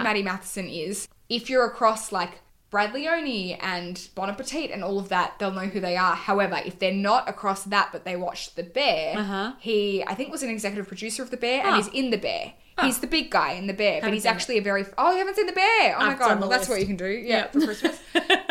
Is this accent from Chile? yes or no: no; England, United Kingdom; now in Australia; I'm English